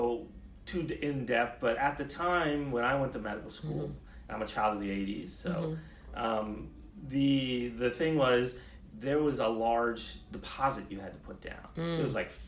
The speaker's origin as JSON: {"language": "English", "town": "Philadelphia", "region": "Pennsylvania", "country": "United States", "tie": "born or raised there", "moved": "yes", "lives_now": "Tampa, United States", "said": "I grew up in Philadelphia"}